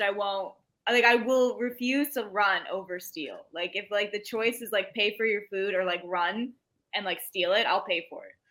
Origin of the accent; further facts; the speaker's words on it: Iowa, United States; I grew up in Iowa.